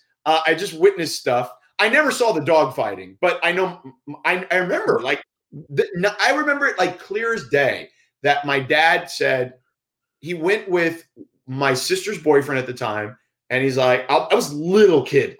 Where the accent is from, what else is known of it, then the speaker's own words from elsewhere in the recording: Florida, United States; moved away; I grew up in Florida